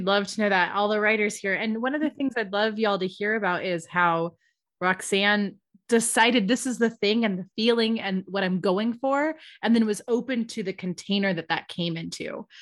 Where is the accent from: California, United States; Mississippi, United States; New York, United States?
California, United States; San Diego; I'm from San Diego